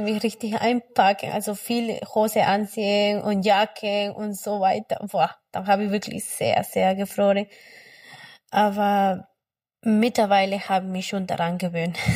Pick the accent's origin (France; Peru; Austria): Peru; German is a second language; moved away as an adult; now in Germany; Ich komme aus Peru. Ich bin seit 2015 hier.